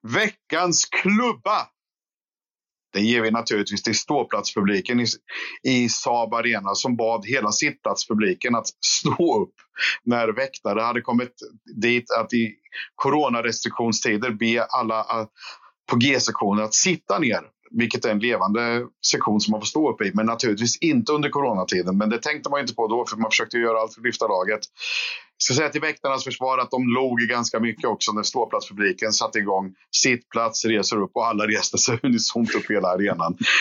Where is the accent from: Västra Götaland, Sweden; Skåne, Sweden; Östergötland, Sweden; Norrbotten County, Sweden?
Östergötland, Sweden; Skänninge; jag är från Skänninge från början